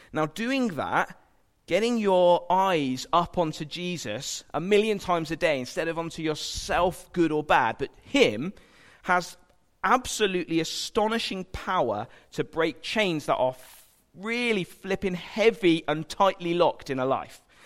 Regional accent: United Kingdom; we're British

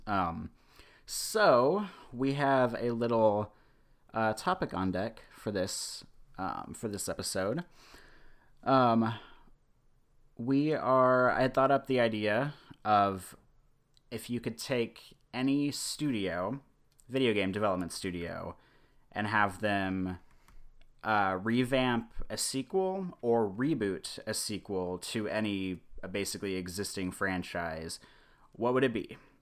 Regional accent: Kansas City, Missouri, United States; now in Omaha, United States; I grew up in Kansas City, Missouri, so you know northwest Missouri

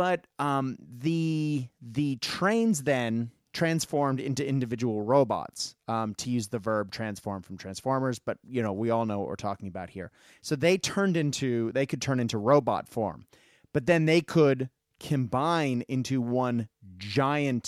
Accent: Japan; growing up in Japan

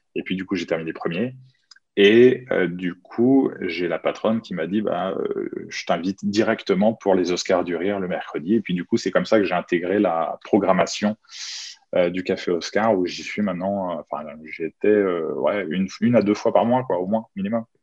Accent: Chartres, Centre-Val de Loire, France; J'habite à Chartres, je suis originaire de Chartres dans l'Eure-et-Loire, à une heure de Paris.

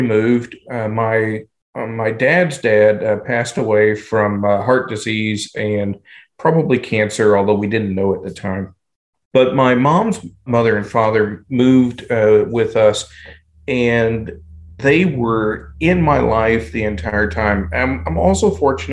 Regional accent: southwestern Indiana, United States; moved away as an adult; also born or lived in Louisville, Kentucky / Kentucky; I went to southwestern Indiana from the time I was about 7 until the time I was 21

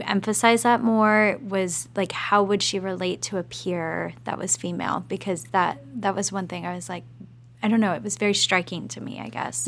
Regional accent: Lincoln, Nebraska, United States; I'm from the Midwest

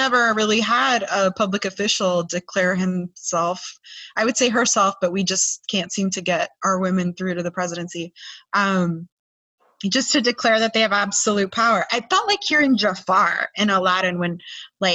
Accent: California, United States; now in Florida, United States; I'm a Californian

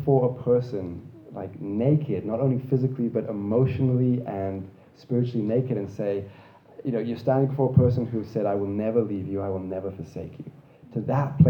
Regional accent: Zimbabwe; also born or lived in Australia; now in Canada; I grew up in Zimbabwe where dogs were not allowed inside the house

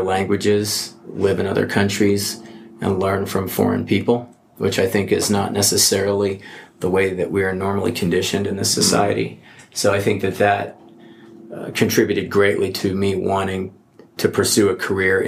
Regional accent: Albuquerque, New Mexico, United States; also born or lived in Oceanport, New Jersey / New York City; I grew up in Albuquerque, New Mexico

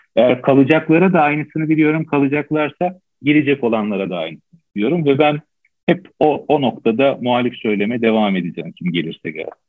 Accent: Istanbul, Turkey; born or raised there

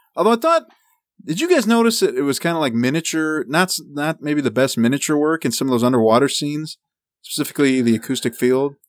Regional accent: United States; I am American

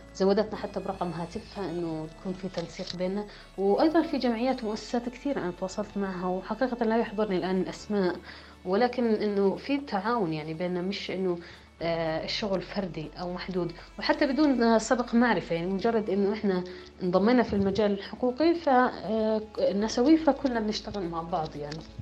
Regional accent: Jordan; أنا كمواطنة أردنية يحق لي العيش في هذا البلد

